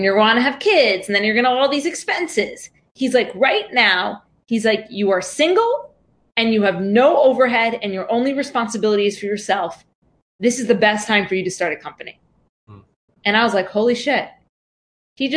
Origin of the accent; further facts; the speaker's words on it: New York, United States; I grew up in New York